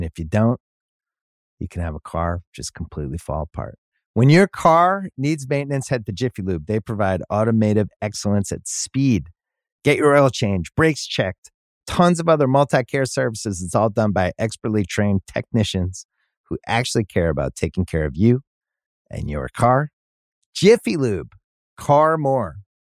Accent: Philadelphia, Pennsylvania, United States; We're both from Philly.

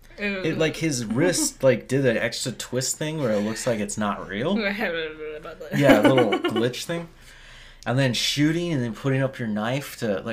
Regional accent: Arizona, United States

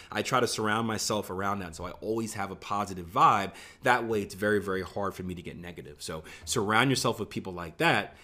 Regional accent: Philadelphia, Pennsylvania, United States; I grew up in Philadelphia

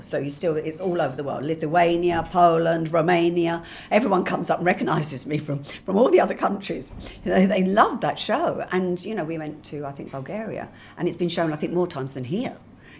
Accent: England, United Kingdom; So I've turned up, I'm English, but I've been living in Australia and I come back with a little dog.

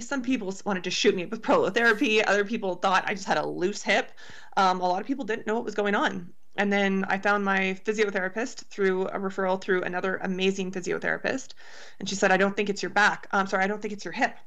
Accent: Canada; being a Canadian javelin thrower

